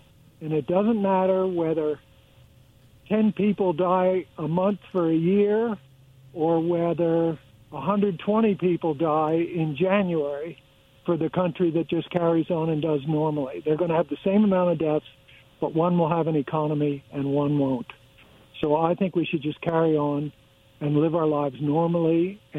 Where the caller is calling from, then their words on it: Pasco, Washington, United States; Yeah, this is … again in Pasco.